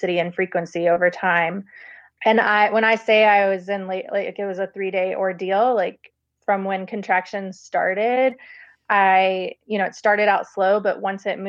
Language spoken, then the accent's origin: English; Baton Rouge, Louisiana, United States; I'm from Baton Rouge, Louisiana. And like growing up, there was one major hospital